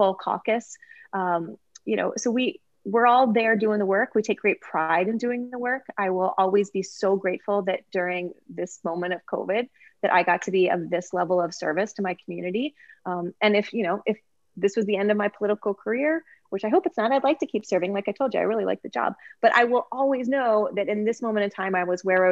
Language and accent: English; Cincinnati, Ohio, United States; now in Kentucky, United States; When I was growing up in Cincinnati, Ohio